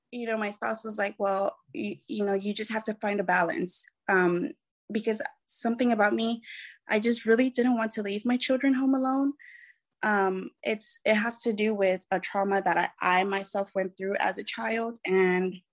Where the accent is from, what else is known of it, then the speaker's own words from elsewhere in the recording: Mexico; I consider myself Mexican. Um, my father is a uh, Colombian, but I just consider myself Mexican as my mother raised me as a single mother before she remarried.